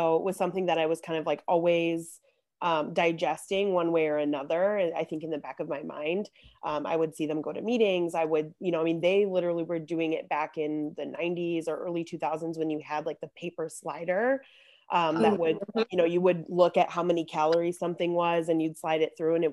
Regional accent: Chicago, Illinois, United States; I'm also born and raised in Chicago, just like Jodene

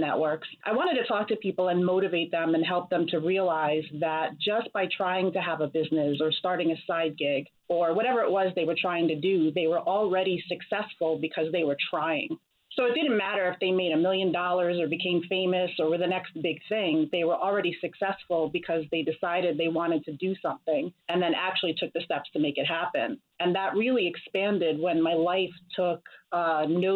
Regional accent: New York, United States; I'm from New York, where I attended the Bronx High School of Science

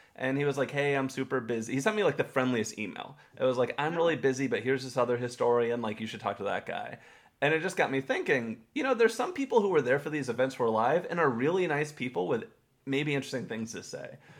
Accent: Texas, United States; I grew up in Texas, not far from where he grew up.

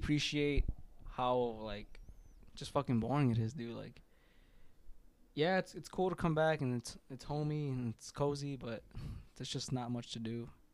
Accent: Uriangato, Guanajuato, Mexico; now in United States; my hometown's beautiful.

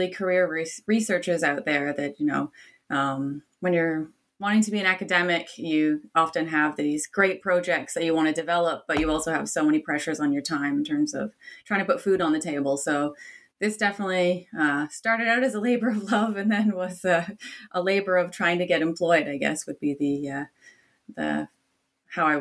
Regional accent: Canada; now in Australia; I'm Canadian by origin

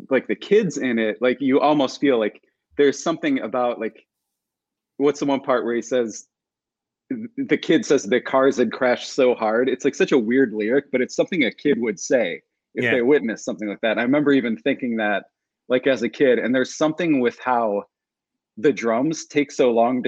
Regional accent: Cleveland, Ohio, United States; growing up around Cleveland, Ohio

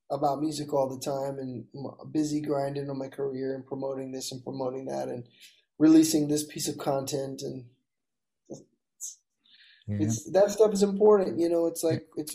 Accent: Mobile, Alabama, United States; I'm from Mobile, so my mom makes the meanest gumbo

